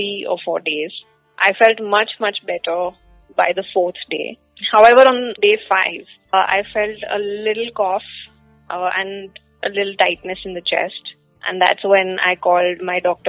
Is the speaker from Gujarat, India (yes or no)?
yes; Ahmedabad, Gujarat, India; I'm from Ahmedabad